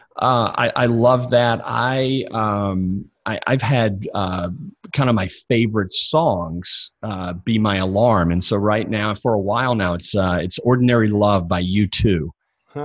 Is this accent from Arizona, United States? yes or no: no; Jackson, Mississippi, United States; I grew up in the Bible Belt, uh, born and raised in Jackson, Mississippi